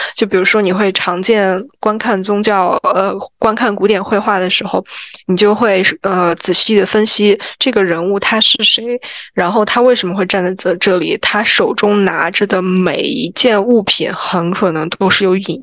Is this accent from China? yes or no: yes; China; 我们中国人